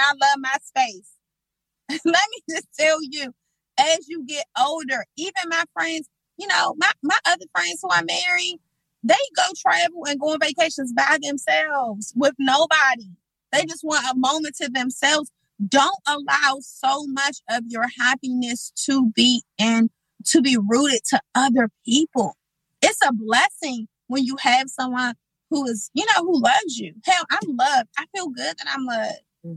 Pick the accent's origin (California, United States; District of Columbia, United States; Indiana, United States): District of Columbia, United States; Washington; I grew up on Kennedy Street